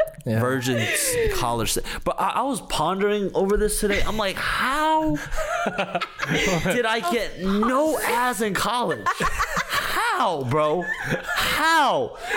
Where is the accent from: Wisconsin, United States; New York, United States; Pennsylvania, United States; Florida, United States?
New York, United States; also born or lived in Connecticut; No, I'm from New York